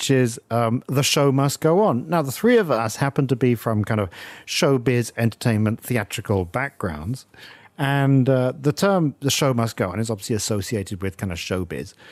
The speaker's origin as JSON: {"language": "English", "region": "England", "country": "United Kingdom", "tie": "born or raised there", "moved": "yes", "said": "my mother's British and I grew up in England"}